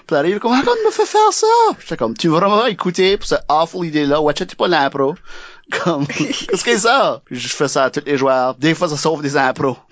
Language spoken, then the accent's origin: French; Acadia, New Brunswick, Canada; accent: Chiac / Acadian; moved away; also born or lived in Moncton / Quebec; oui, j'ai un accent, oui, j'ai du chiac